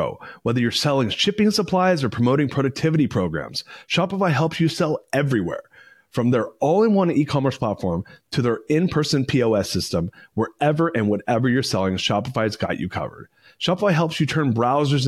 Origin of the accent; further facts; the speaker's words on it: Austin, Texas, United States; I was born here and then left here at 12 months and then came back at 18 months. But so I was raised here